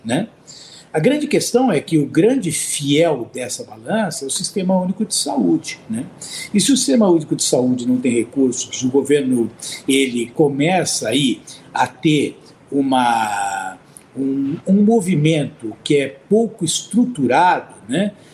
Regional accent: Brazil; enquanto brasileiro

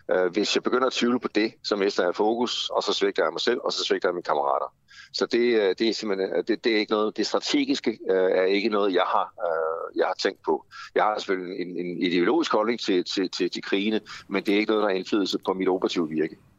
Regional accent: Denmark; som danske blegefiser

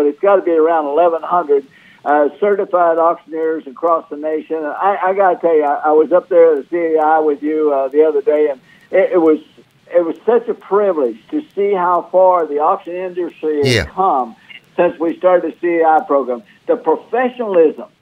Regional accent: Missouri, United States; moved away as an adult; now in Florida, United States; back in Missouri around my hometown

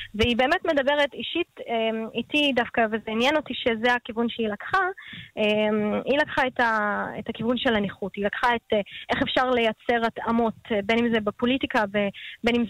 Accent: Haifa, Haifa District, Israel; אני גדלתי בשכונת עין הים וואדי ג'מאל בחיפה

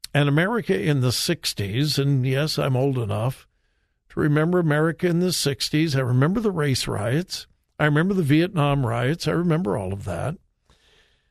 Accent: Compton, California, United States; I grew up in Southern California, graduated from high school in Compton.

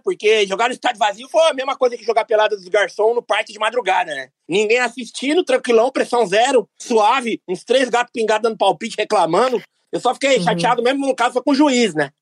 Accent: São Paulo, Brazil; eu sou de Itaquera, não sou Capixaba não

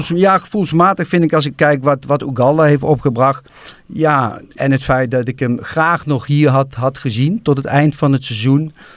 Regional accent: Nijmegen, Gelderland, Netherlands; als Nijmegenaar

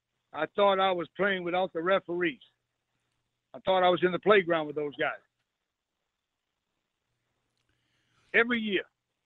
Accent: New Bedford, Massachusetts, United States; moved away; I'm from New Bedford, Massachusetts. I went to vocational high school.

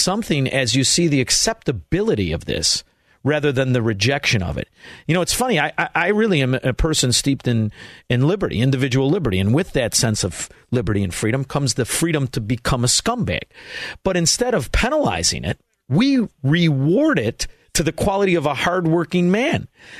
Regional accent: Chicago, Illinois, United States; my hometown of Chicago

